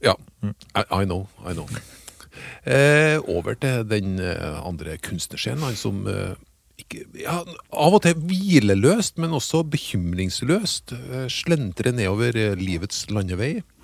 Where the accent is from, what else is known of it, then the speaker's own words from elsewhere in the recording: Trøndelag, Norway; jeg er jo fra Trøndelag